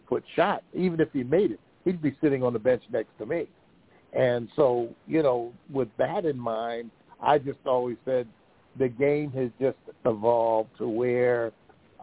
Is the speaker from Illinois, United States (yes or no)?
no; Philadelphia, Pennsylvania, United States; I grew up in Philadelphia